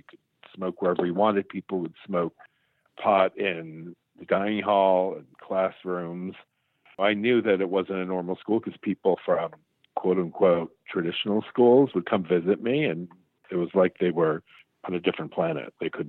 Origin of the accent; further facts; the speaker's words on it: New York City, New York, United States; Growing up in New York City, I went to school in nightclubs. I grew up in nightclubs.